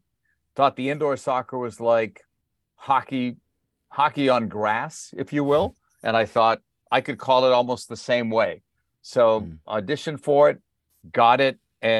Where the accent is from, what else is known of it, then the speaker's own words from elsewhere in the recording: Boston, Massachusetts, United States; Growing up in Boston back in the day, you wouldn't believe it today where the New England Patriots are, but they were the Boston Patriots then.